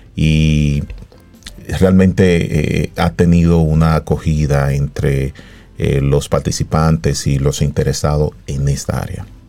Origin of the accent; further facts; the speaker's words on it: Dominican Republic; los tres psicólogos deportivos que, somos dominicanos